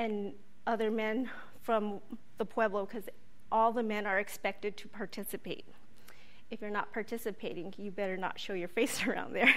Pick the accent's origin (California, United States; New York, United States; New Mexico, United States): New Mexico, United States; Ohkay Owingeh; I grew up in Oque-Owingue in northern New Mexico, north of Santa Fe.